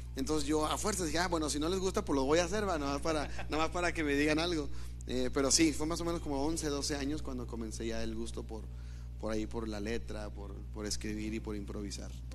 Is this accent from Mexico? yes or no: yes; Hidalgo, Nuevo León, Mexico; also born or lived in Monterrey, Nuevo León; Según mi acta, nací en Monterrey, pero me fui a vivir a Hidalgo.